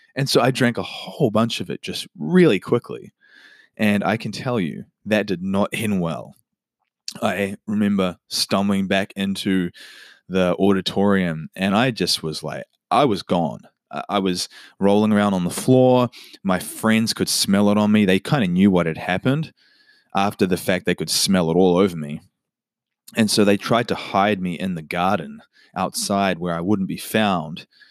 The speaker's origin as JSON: {"language": "English", "region": "Auckland", "country": "New Zealand", "tie": "born or raised there", "also_born_or_lived": "Whanganui, New Zealand", "said": "I was born in Wanganui, and at a young age, my family moved up to Auckland in New Zealand"}